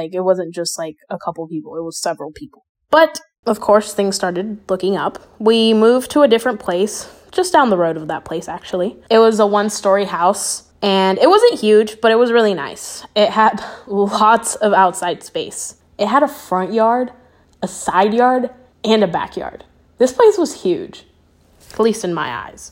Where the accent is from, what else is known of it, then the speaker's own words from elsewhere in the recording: Kentucky, United States; also born or lived in Anaheim, California; I was born in Anaheim and shortly after moved to Kentucky